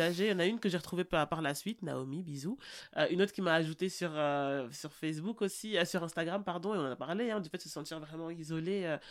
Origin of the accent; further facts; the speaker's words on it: Brussels, Brussels-Capital Region, Belgium; also born or lived in Anderlecht / Forest; now in Drogenbos, Belgium; je suis une bruxelloise pure jus. Euh, je suis née à 1000 Bruxelles à l'hôpital Saint-Jean, à Rogier, donc vraiment euh, voilà. Ensuite j'ai grandi en Derlecht